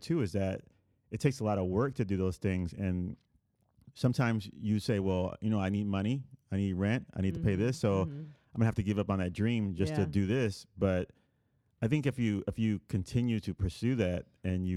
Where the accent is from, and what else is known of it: Puerto Rico; born or raised there